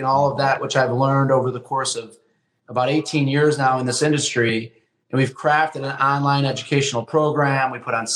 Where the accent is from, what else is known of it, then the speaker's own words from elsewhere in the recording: Flint, Michigan, United States; now in Chicago, United States; I was born and raised in Flint, Michigan, so I'm not from the Chicagoland area originally